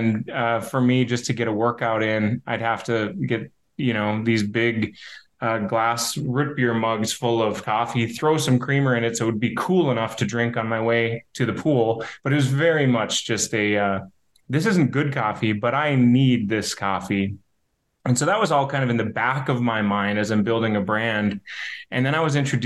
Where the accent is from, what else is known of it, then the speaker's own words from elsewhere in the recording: Hazen, North Dakota, United States; now in Bismarck, United States; I grew up in Hazen, North Dakota